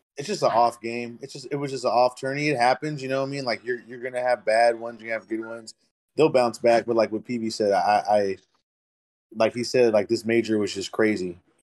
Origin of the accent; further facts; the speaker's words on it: San Diego, California, United States; moved away; also born or lived in San Antonio, Texas; they're originally from my hometown